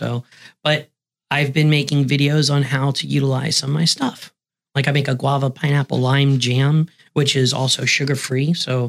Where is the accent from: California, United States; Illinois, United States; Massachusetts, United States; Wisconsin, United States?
Wisconsin, United States; Green Bay; It's because we're from Green Bay, Wisconsin.